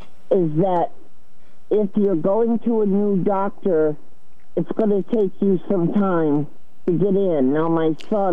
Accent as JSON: {"language": "English", "town": "Preston", "region": "Connecticut", "country": "United States", "said": "Well, okay. I'm from Preston, though, into Westerly, and it's no big deal to get the papers."}